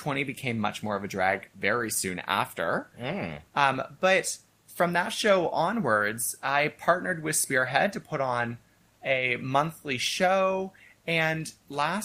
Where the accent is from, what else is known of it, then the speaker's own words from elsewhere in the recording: Kingston, Ontario, Canada; also born or lived in Edmonton; I am originally from Kingston, but I started doing drag in Edmonton. So as a drag queen, I'm an Edmontonian drag queen, but I am a Kingstonian. I was born, raised here